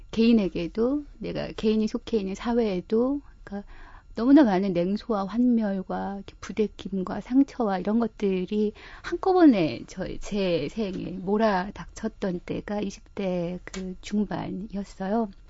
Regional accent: Gangneung, Gangwon, South Korea; also born or lived in Seoul / Wonju / Jeju; now in Chuncheon, South Korea; 고향은 강릉인데 어, 강릉 춘천 뭐 서울, 다시 강원도로 돌아가서 뭐 원주, 또뭐 제주도, 뭐 전국을 다 돌아다니면서 살아요.

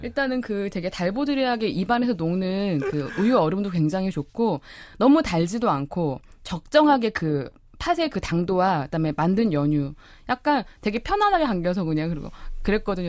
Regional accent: Jeolla, South Korea; 제가 전라도에서 자라서

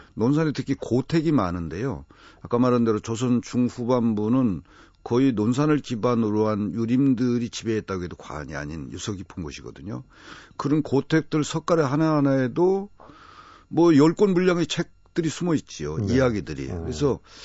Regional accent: Nonsan, South Chungcheong, South Korea; 제 고향에 어, 매우 외진 집인데요.

